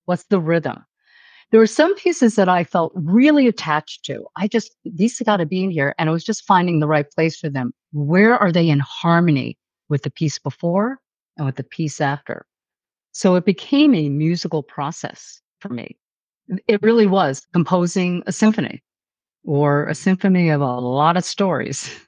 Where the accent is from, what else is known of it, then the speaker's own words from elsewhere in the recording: New York City, New York, United States; I'm a New Yorker